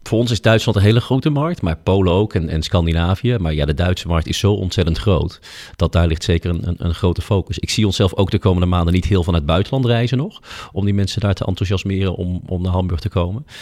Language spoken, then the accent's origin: Dutch; Netherlands; wij als Nederlanders